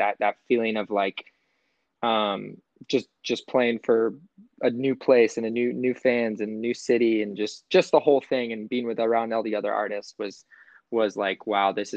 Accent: San Diego, California, United States; moved away as an adult; now in Los Angeles, United States; I grew up in San Diego.

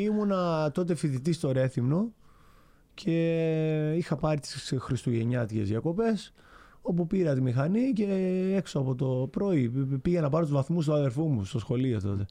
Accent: Chania, Crete, Greece; also born or lived in Rethymno; είμαι από τα Χανιά τη Κρήτη, σαν την περιοχή που λέγεται Νέα Χώρα

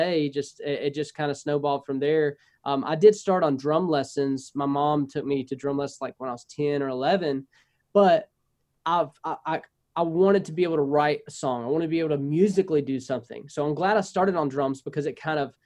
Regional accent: North Louisiana, United States; I'm North Louisiana. Most of the time I go to South Louisiana. They're like, you know, oh, you're pretty much Texas, because I'm north of Shreveport

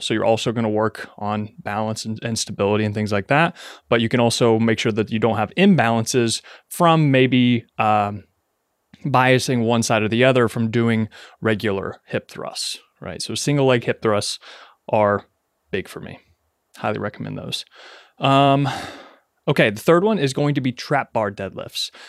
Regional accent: Ashland, Kentucky, United States; moved away as an adult; I am now back in my hometown of Ashland, Kentucky, living with my parents

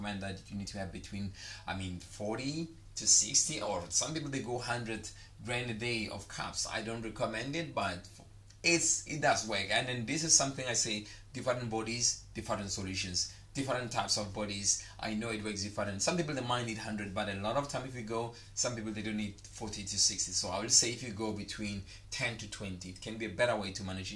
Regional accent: South Africa; now in Dubai, United Arab Emirates; your Dubai boy in the house, baby, your South African boy in the house

